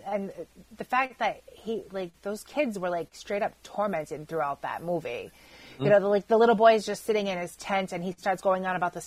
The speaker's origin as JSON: {"language": "English", "region": "Rhode Island", "country": "United States", "said": "I'm from Rhode Island"}